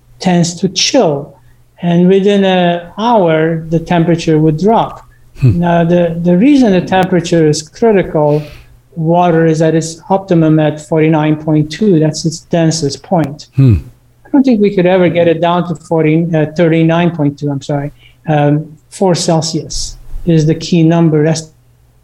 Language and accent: English; United States; also born or lived in Beirut, Lebanon / Texas; we've been in America since my early childhood.